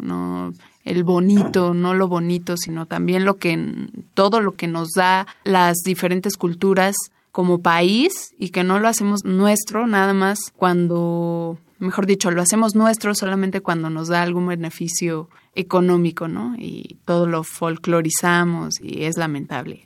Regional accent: Mexico; unirnos todos como mexicanos

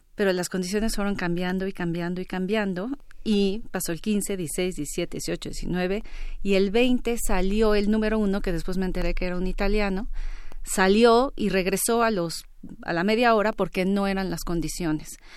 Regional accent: Mexico; soy la mujer mexicana de mayor edad

